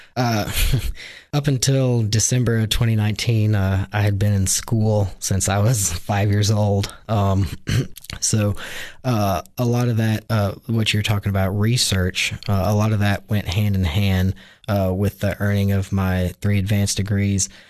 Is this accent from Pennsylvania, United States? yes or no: no; Hohenwald, Tennessee, United States; I was raised originally in Hohenwald, Tennessee, which is about, uh, ninety miles southwest of Nashville